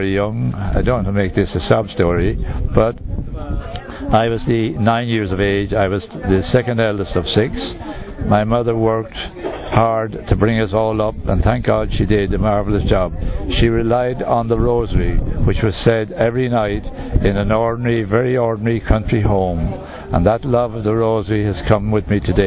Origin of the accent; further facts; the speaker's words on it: Moate, Westmeath, Ireland; I'm originally from Moat in County Westmeath in Southern Ireland.